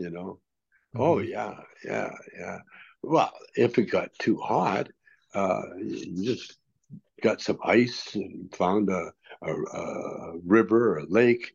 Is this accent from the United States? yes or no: no; Canada; I grew up in Canada